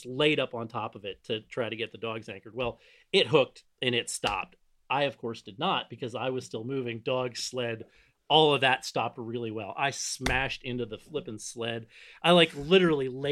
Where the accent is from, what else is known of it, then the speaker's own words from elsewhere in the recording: Northeast Ohio, United States; I grew up in Northeast Ohio